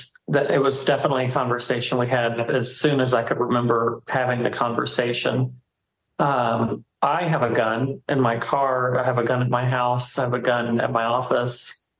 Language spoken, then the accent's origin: English; Texas, United States; I was born and raised in Texas.